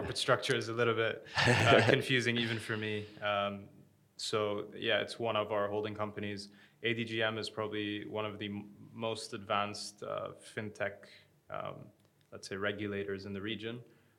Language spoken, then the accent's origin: English; Abu Dhabi, United Arab Emirates; moved away as an adult; also born or lived in United States; I grew up in Abu Dhabi.